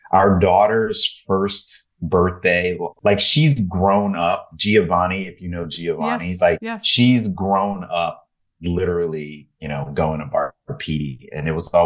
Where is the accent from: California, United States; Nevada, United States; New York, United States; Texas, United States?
Texas, United States; Houston; moved away; growing up in Houston